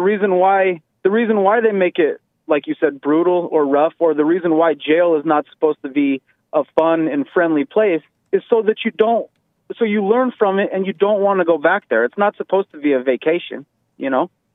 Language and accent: English; Colorado, United States; I grew up in the Colorado area.